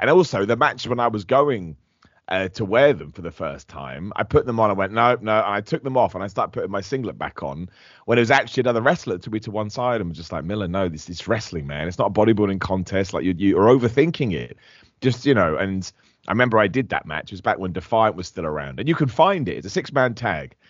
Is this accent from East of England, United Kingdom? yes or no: yes; Luton, East of England, United Kingdom; I'm from Luton in the United Kingdom